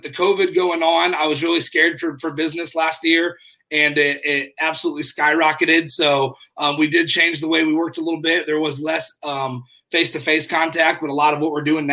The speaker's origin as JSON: {"language": "English", "town": "Rochester", "region": "Indiana", "country": "United States", "moved": "yes", "lives_now": "Indianapolis, United States", "said": "I'm from Rochester, where the show's at. I live down in Indianapolis now."}